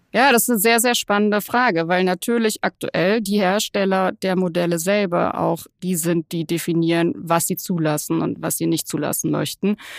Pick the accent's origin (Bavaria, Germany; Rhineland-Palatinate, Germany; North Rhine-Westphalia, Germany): North Rhine-Westphalia, Germany; Cologne; als Kölnerin